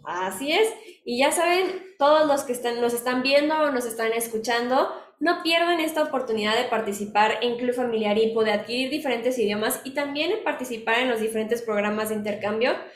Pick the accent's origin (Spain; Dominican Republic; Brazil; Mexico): Mexico; lo que somos los mexicanos